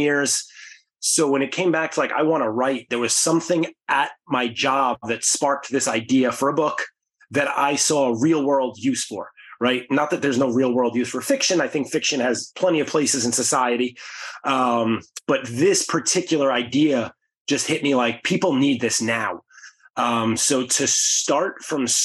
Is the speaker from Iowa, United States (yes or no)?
no; New York City, New York, United States; Growing up in the Bronx